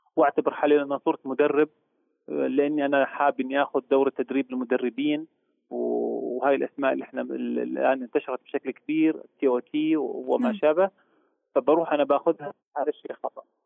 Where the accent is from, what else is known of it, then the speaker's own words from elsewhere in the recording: Jordan; عندنا في الاردن